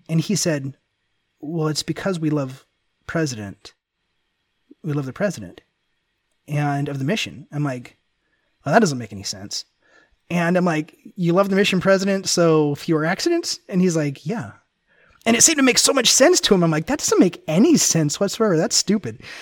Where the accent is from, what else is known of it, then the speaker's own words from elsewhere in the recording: Memphis, Tennessee, United States; also born or lived in Ventura, California; I grew up in Memphis, Tennessee